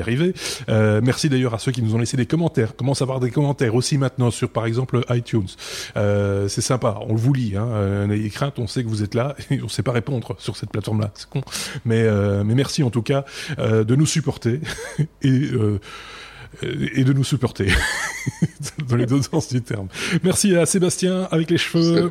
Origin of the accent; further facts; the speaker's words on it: Belgium; chez nous en Belgique